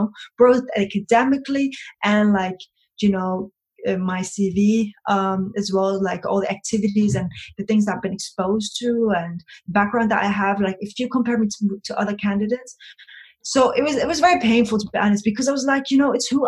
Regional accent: Copenhagen, Capital Region of Denmark, Denmark; I was brought up in Copenhagen. It's the capital of Denmark.

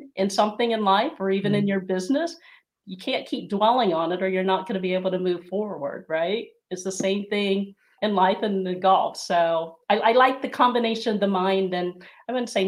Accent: Ohio, United States; There's not very many Filipinos where I grew up in a small rural area in Ohio.

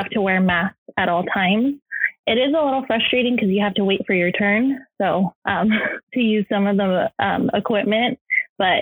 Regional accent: Los Angeles, California, United States; also born or lived in San Francisco; I transferred to Cal State LA to move back home

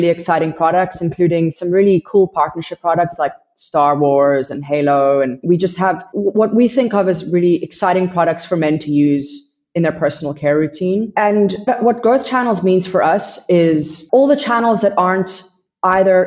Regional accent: United States; moved away as an adult; now in South Africa; I'm based in South Africa. I'm originally from America

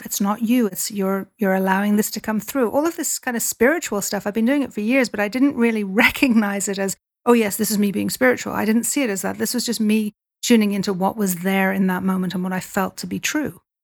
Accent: Dublin, Leinster, Ireland; I grew up in Dublin

